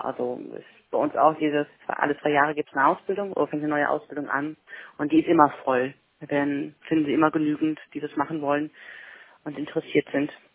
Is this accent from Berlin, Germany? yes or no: no; Mecklenburg-Vorpommern, Germany; bei uns in Mecklenburg-Vorpommern